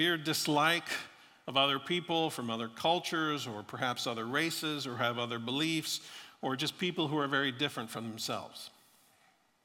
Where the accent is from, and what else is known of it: Florida, United States; born or raised there